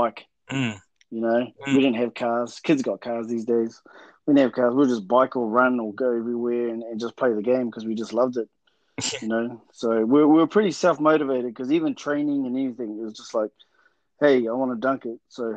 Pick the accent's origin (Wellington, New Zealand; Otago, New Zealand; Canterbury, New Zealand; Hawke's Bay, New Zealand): Hawke's Bay, New Zealand; Hastings; I'm actually from Korongata or Bridgepa, Hastings, and resided in Hastings growing up